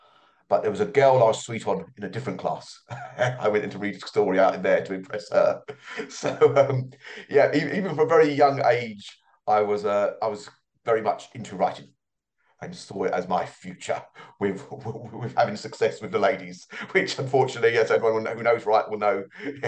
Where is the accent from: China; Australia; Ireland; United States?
Ireland; accent: London twang; also born or lived in London, United Kingdom; I was born in London. I lived there till I was 6 years of age. Since then, I've lived in Ireland, but I never lost my original twang.